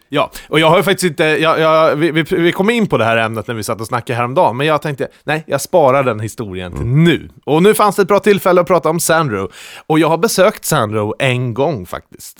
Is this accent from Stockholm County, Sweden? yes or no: no; Lindesberg, Örebro County, Sweden; jag kommer från Lindesberg